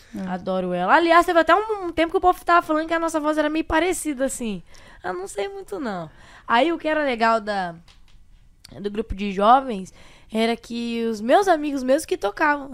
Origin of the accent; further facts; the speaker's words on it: Sete Quedas, Mato Grosso do Sul, Brazil; moved away as an adult; also born or lived in Amambai, Mato Grosso do Sul; now in Londrina, Brazil; Eu nasci em Amambai, Mato Grosso do Sul, só que eu sou vivida, né, vida inteira, minha vida inteira em Sete Quedas, Mato Grosso do Sul, fronteira com o Paraguai